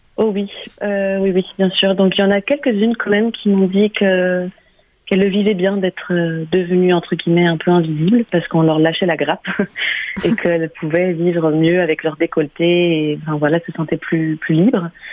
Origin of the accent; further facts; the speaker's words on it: Germany; moved away; j'ai grandi en Allemagne